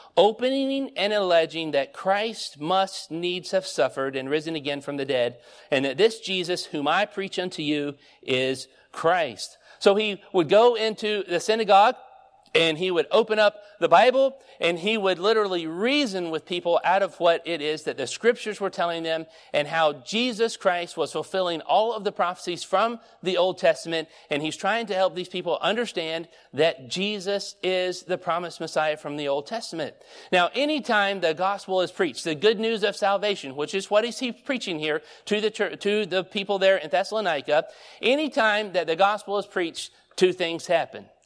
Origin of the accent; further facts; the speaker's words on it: Stockbridge, Georgia, United States; moved away; also born or lived in North Carolina; when we moved from Georgia, I mean, I was born in Stockbridge. We moved to North Carolina